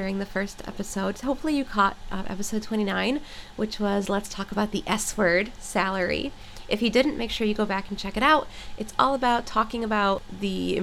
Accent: New York, United States; now in Miami, United States; I'm from New York

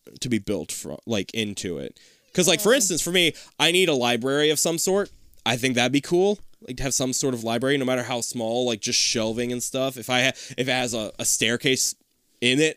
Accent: West Chester, Ohio, United States; also born or lived in Hamilton, Ohio; when I was in high school, before we moved to Hamilton from Westchester, when I lived in Ohio

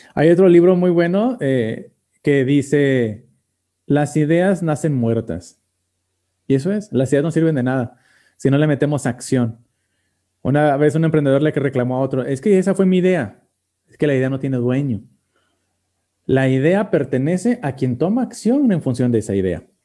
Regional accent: Mexico; como mexicanos

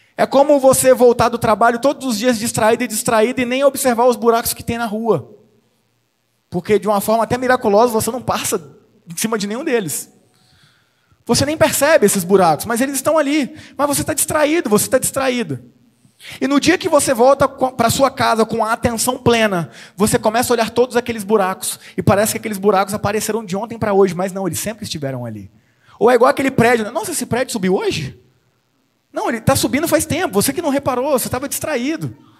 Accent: Espírito Santo, Brazil; now in Limeira, Brazil; eu sou capixaba

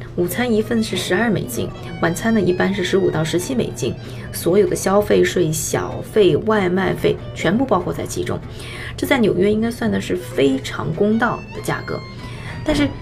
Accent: China; 我们中国人

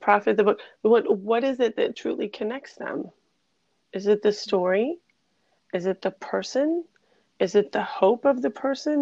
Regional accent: Finger Lakes region, upstate New York, United States; I'm from upstate New York, I was born in the Finger Lakes region, and on a little farm

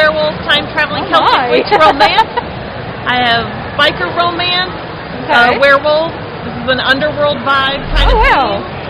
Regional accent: Indianapolis, Indiana, United States; So we're not from the area either. We're from Indianapolis

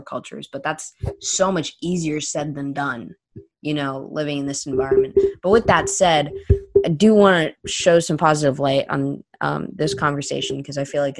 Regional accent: Florida, United States; That's my home state, Florida. That's an hour from my house

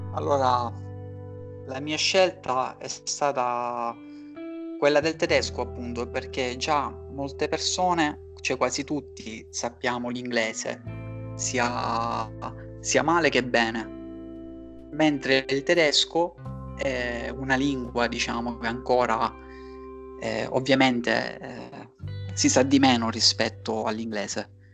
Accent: Catania, Sicily, Italy; moved away as an adult; now in Berlin, Germany; vengo da Catania, attualmente mi trovo a Berlino da sette anni all'incirca

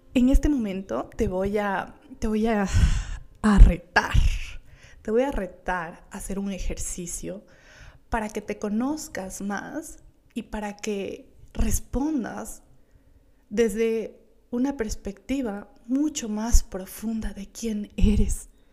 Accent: Gualaquiza, Morona Santiago, Ecuador; yo vengo de Gualaquiza, de Morona, Santiago, un pueblito hermoso

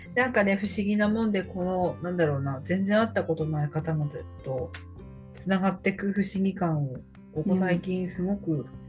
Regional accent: Aomori, Japan; 青森県って津軽弁全員喋れると思ってるけど私たち喋れないんですよ

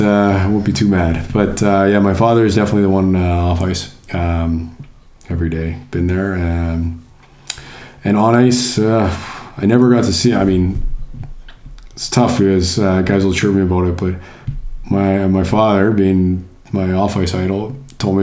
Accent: Calgary, Alberta, Canada; moved away as an adult; also born or lived in Anchorage, Alaska; now in Deggendorf, Germany; I grew up in Calgary watching the Flames

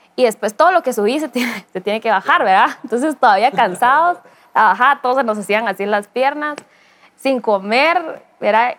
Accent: Guatemala; nunca había extrañado tanto mi tierra y, anhelado tanto regresar con mi familia y mi, país

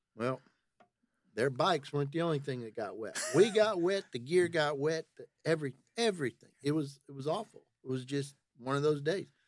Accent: Nashville, Tennessee, United States; I, I'm from Nashville, but I work out of Tullahoma

